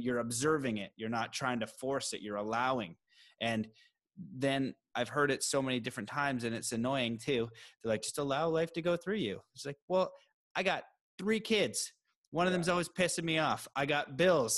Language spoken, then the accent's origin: English; Canada; me as a Canadian